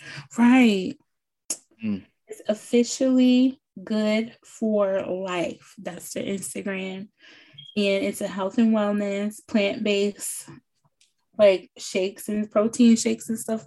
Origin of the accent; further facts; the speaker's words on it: New Jersey, United States; I'm from New Jersey